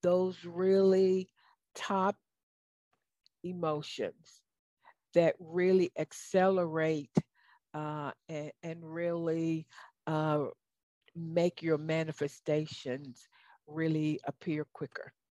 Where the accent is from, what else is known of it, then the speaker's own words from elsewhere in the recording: American South, United States; accent: Southern; my Southern accent